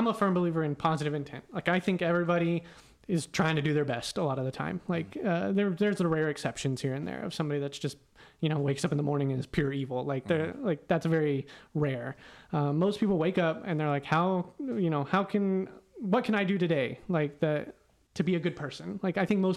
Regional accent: Weatherford, Texas, United States; now in Houston, United States; Houston is a very different place than where I grew up in Weatherford.

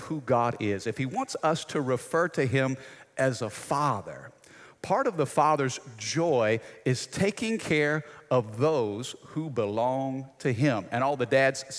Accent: United States; as American citizens

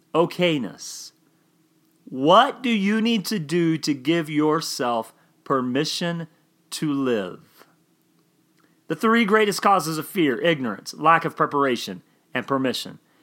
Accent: Oklahoma, United States; I grew up in Oklahoma

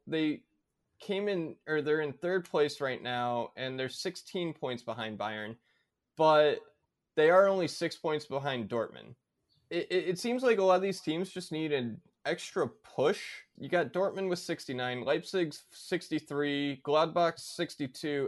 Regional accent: United States; coming as an American

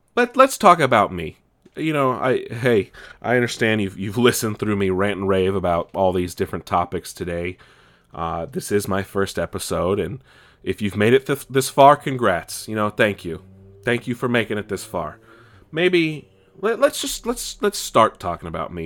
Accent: California, United States; also born or lived in East Coast (family); I grew up here in California

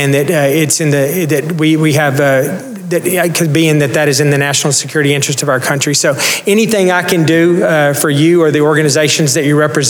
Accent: Lubbock, Texas, United States; I was born in Lubbock as well

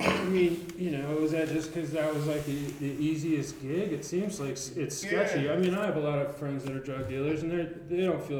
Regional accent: Albuquerque, New Mexico, United States; Growing up in Albuquerque

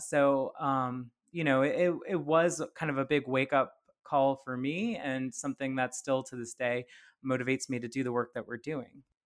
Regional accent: Plaquemines Parish, Louisiana, United States; moved away as an adult; also born or lived in San Francisco Bay Area; having grown up in, in Plaquemines Parish

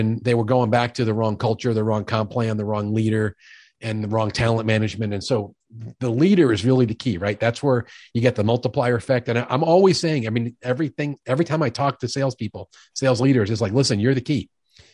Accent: New York City, New York, United States; now in Midwest, United States; I'm a guy from New York who's been in the Midwest for 30 years. I lost most of my jerk and most of my accent, but they come out occasionally when I get wound up. I grew up in the home of a sales executive, a big time New York City sales executive

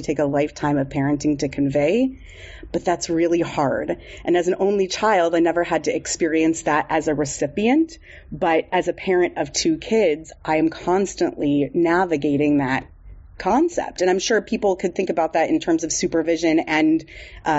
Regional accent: San Diego, California, United States; I grew up in San Diego

